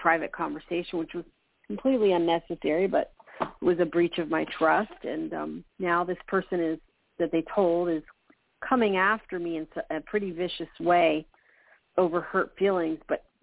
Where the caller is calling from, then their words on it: Florida, United States; I'm calling from Florida.